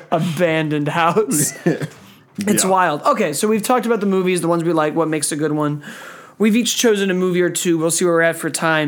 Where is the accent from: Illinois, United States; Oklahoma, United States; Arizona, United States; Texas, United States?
Illinois, United States; suburb of Chicago; a suburb near the one I grew up in Chicago